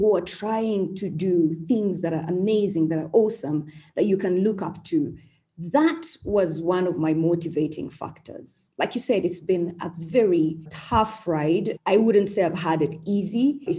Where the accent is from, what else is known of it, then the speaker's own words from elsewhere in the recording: Uganda; also born or lived in Kampala / Mbarara; I was born in Uganda, of course. and born to very normal parents in Kampala, in Mbarara. Actually, they are in Mbarara right now. That's where our ancestral place is. Mbarara is one of the districts in Uganda.